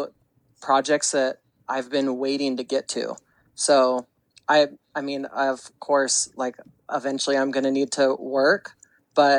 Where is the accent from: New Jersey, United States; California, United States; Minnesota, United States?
California, United States; Modesto; moved away as an adult; also born or lived in North Hollywood, California; now in Las Vegas, United States; I grew up in Northern California in Modesto, and it's the Northern Central Valley